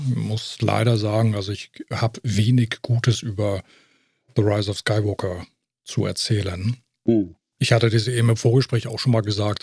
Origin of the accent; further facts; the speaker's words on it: Germany; bei uns äh, Deutschen, also bei uns in Deutschland